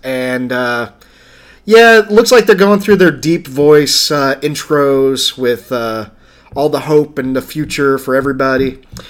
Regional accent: the South, United States; because we're from the South

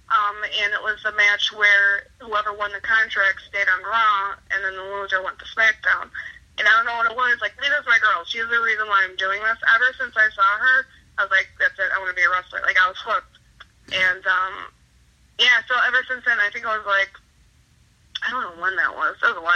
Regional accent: Chicago, Illinois, United States; But yeah, so growing up in Chicago was fun.

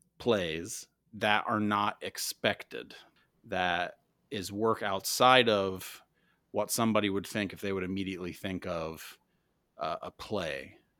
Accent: Indiana, United States; but for me, where I grew up in Indiana, if people think of like plays, they think of Broadway and musicals

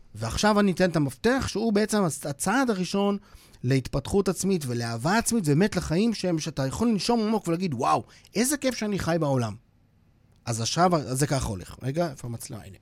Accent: Switzerland; now in Israel; אני שוויצרי במקום נולדתי בשוויץ

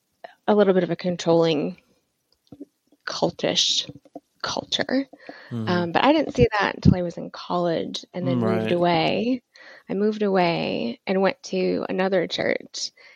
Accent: Midwest, United States; now in Austin, United States; But I grew up in the Midwest and with a really conservative Christian family. And my family moved around quite a bit growing up. So I've sort of lived all over.

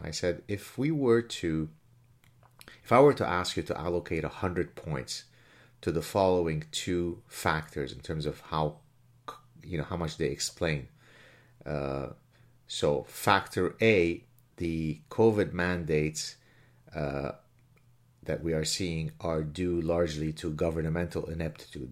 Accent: Lebanon; now in Quebec, Canada; I grew up in the Lebanese Civil War

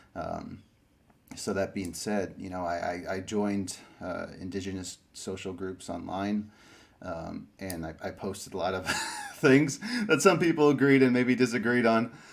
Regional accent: Springfield, Illinois, United States; also born or lived in Peru; I moved to uh, you know Illinois. Grew up in a city called Springfield for a lot of my life.

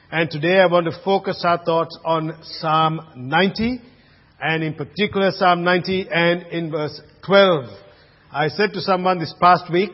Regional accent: Colombo, Western Province, Sri Lanka; now in Australia; place of birth, Colombo, Sri Lanka. So, but I'm an Aussie, but I'm born there in Colombo

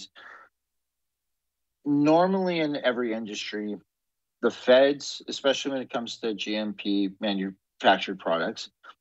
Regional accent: Canada; as a Canadian

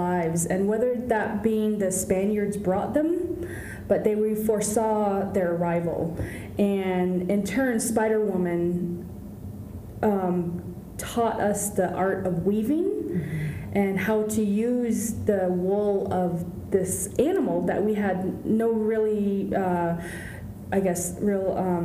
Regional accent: Northern Arizona, United States; I share where I'm from is in Arizona, Southwest Arizona, or no, Northern Arizona, from the Navajo Nation

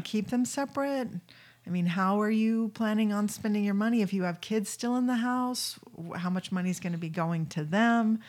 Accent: St. Louis, Missouri, United States; moved away; also born or lived in California / Wyoming / Utah / New Jersey; I was raised in Saint Louis, but then I've lived most, you know, in California, Wyoming, Utah

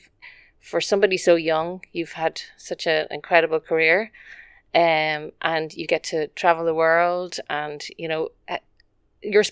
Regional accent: Dublin, Leinster, Ireland; I'm from Dublin

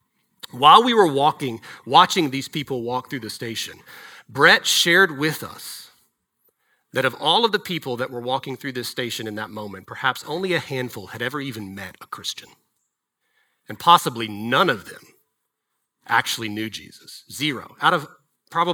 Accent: Dallas, Texas, United States; I grew up in Texas. I grew up in DFW.

